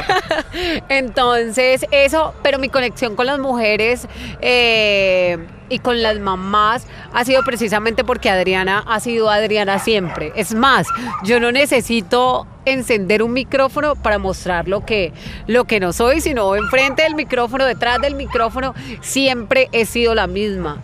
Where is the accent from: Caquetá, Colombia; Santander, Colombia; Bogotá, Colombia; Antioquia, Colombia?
Caquetá, Colombia; Florencia; moved away; soy de Florencia, Caquetá. Eh, la mayor parte del tiempo viví en finca